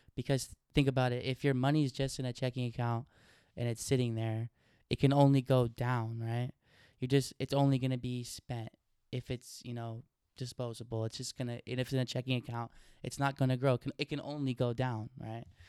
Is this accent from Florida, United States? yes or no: no; Oregon, United States; I grew up in Oregon